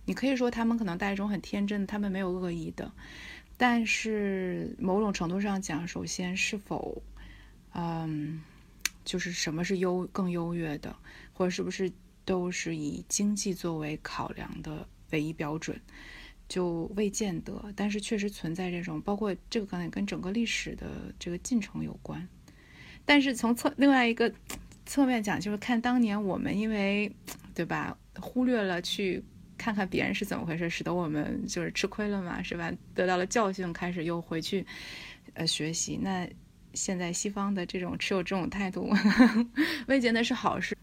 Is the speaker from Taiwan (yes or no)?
no; China; 看展这个对于中国，我们中国人来讲，其实是一个蛮陌生的，或者不是一个习惯吧